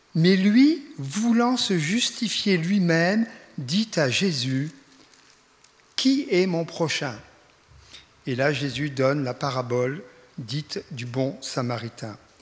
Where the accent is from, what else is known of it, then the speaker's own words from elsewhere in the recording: Reims, Grand Est, France; moved away; also born or lived in Ingwiller; d'après l'accent vous reconnaîtrez que je ne suis pas de la région, je viens de, de la région euh, champenoise, je suis né à Reims. Enfin j'ai quitté il y a déjà fort longtemps